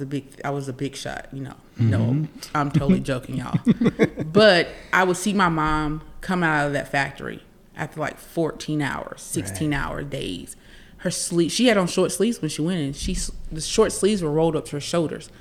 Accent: Laurinburg, North Carolina, United States; I'm from Scotland County. I'm from Laurinburg, and I love my people

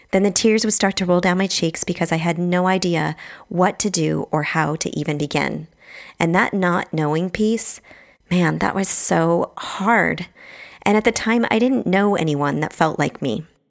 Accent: Bremerton, Washington, United States; also born or lived in Truckee, California; now in San Francisco, United States; I grew up in Bremerton, Washington, which is across the water from Seattle

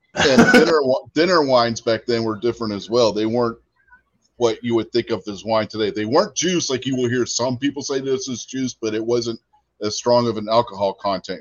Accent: Pennsylvania, United States; now in West Virginia, United States; I'm originally from Pennsylvania

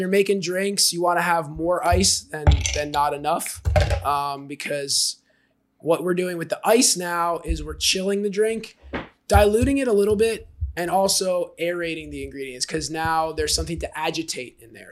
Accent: Jersey Shore, New Jersey, United States; now in Austin, United States; I grew up on the Jersey Shore and I'm Italian

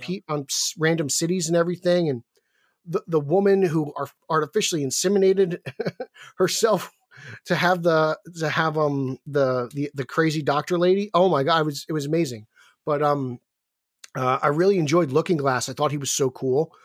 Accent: New Jersey, United States; I'm from New Jersey

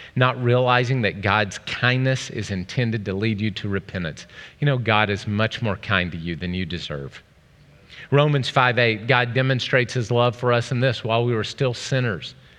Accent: Oklahoma, United States; I'm from Oklahoma

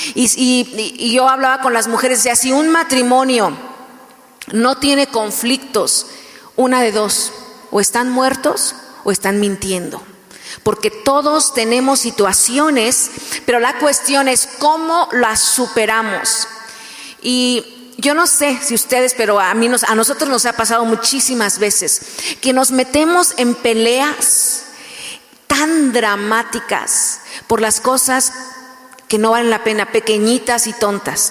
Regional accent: Mexico; first language Spanish; yo soy mexicana

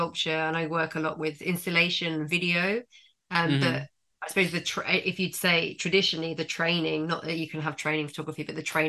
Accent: London, United Kingdom; moved away as an adult; now in Margate, United Kingdom; I've born and bred London. I'm Londoner

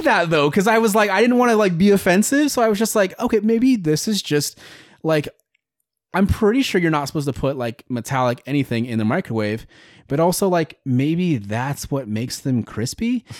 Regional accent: Greenfield, Iowa, United States; I grew up in Greenfield, Iowa

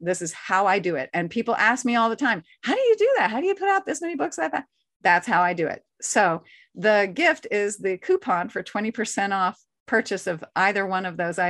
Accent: the South, United States; like I said, I'm a Southerner, so.

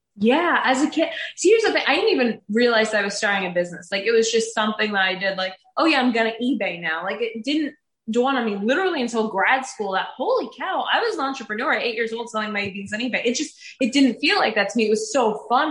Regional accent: Woodbridge, New Jersey, United States; now in Morganville, United States; So I am in the sixth generation of my family to be born and raised in New Jersey. I grew up in Woodbridge, which is the oldest town in New Jersey

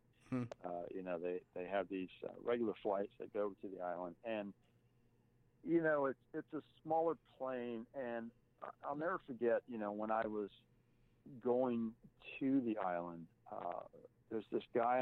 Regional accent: Texas, United States; I'm not from America, I'm from Texas

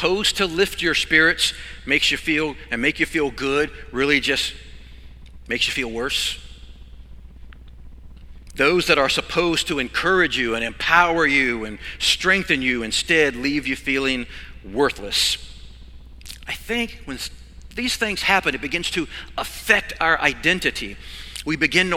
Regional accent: Virginia, United States; I grew up in Virginia on a farm.

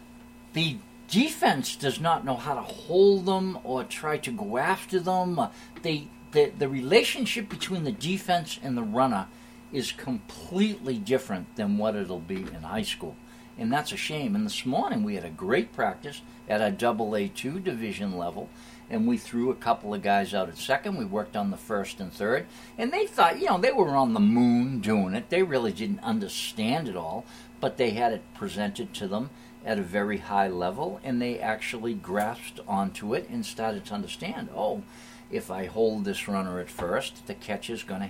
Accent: Hanover, United States; Hanover, my hometown.

